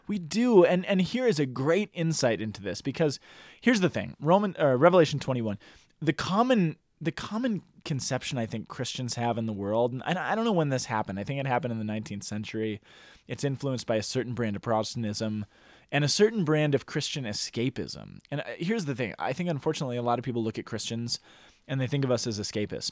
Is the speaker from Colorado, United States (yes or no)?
yes; Boulder, Colorado, United States; growing up in Boulder